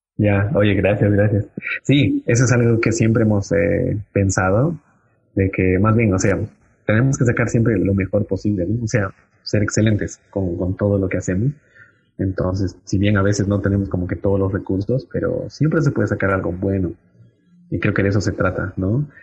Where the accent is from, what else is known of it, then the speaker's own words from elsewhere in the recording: Cochabamba, Bolivia; como bolivianos realmente tenemos mucho para dar